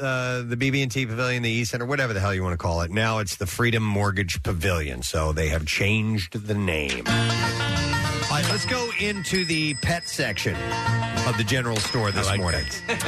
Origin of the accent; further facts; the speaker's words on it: St. Louis, Missouri, United States; I grew up in St. Louis, so I grew up with Busch Stadium.